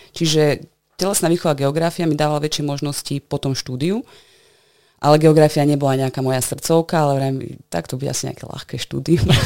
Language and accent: Slovak; Košice, Košice Region, Slovakia; born or raised there; also born or lived in Netherlands